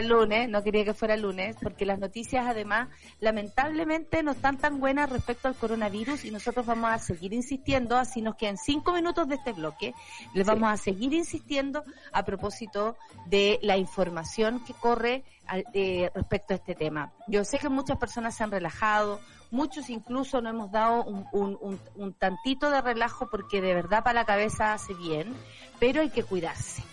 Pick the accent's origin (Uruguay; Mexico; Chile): Chile